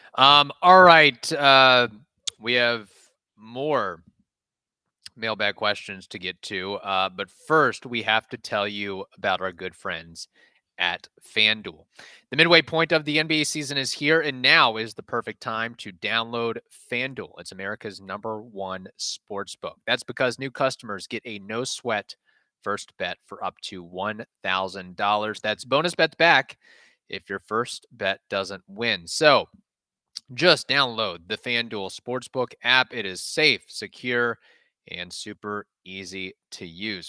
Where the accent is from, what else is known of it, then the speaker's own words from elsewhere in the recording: United States; as an American